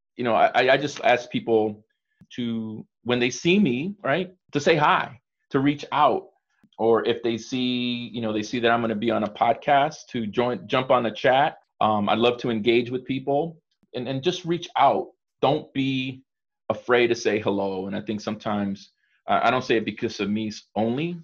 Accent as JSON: {"language": "English", "country": "El Salvador", "said": "I'm from El Salvador."}